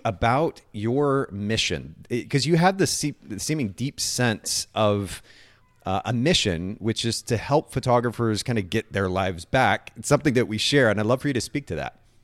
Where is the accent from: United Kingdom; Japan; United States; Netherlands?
Japan; moved away; I grew up in Japan